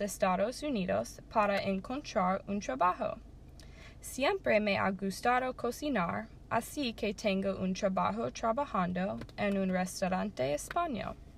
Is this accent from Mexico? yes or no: no; Colombia; moved away as an adult; now in Tampa, United States; Nací en Colombia y viví allí la mayor parte de mi vida